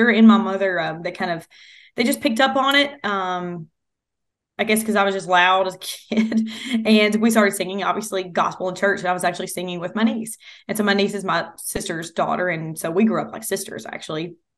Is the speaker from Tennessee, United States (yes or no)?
yes; Clarksville, Tennessee, United States; also born or lived in McMinnville; I grew up in Clarksville, so I'm like, okay, Austin Peay in my backyard.